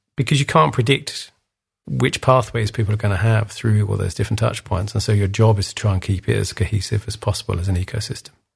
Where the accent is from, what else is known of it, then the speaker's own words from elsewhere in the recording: England, United Kingdom; I'm English, as you can hear